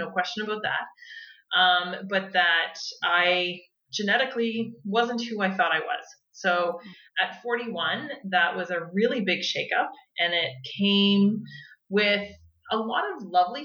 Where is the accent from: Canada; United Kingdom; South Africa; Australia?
Canada; New Brunswick; moved away as an adult; also born or lived in Nova Scotia; I was born in Nova Scotia, but moved to New Brunswick before I was a year old, and spent most of my life there, and then came back to Nova Scotia to go to university